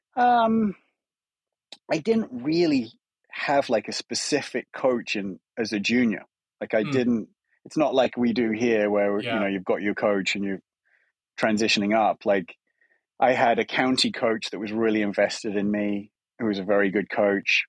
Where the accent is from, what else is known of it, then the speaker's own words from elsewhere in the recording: England, United Kingdom; moved away as an adult; now in United States; as an Englishman